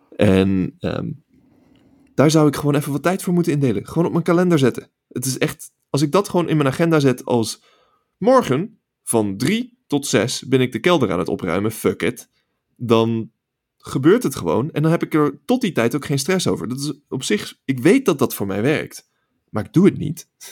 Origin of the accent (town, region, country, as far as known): Netherlands; moved away as an adult; now in California, United States